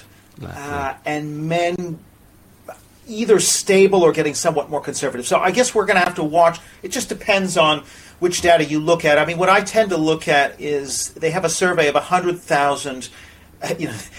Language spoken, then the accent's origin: English; Canada; now in United Kingdom; I'm from Canada